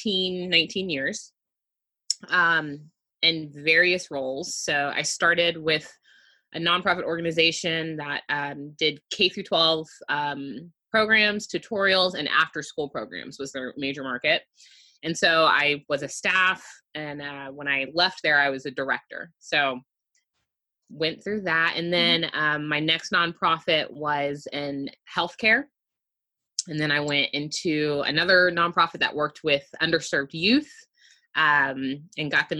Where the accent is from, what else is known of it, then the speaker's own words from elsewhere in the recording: Houston, Texas, United States; I am born and raised in Houston. I still reside here.